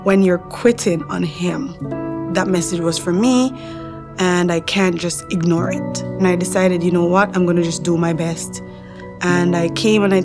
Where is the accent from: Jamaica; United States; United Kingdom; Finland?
Jamaica; moved away as an adult; now in Canada; I grew up in Jamaica in a big household with my mom.